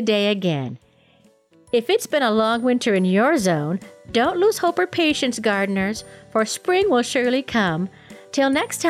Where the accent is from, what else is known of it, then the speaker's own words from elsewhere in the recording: Minnesota, United States; now in Colorado, United States; I grew up in Minnesota.